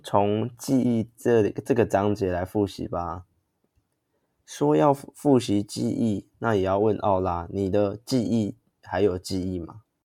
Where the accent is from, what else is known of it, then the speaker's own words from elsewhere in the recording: Taiwan; 我们台湾人